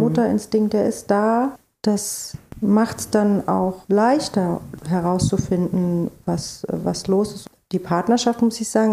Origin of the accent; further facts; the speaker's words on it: East Germany, Germany; now in Berlin, Germany; ich bin in der DDR groß geworden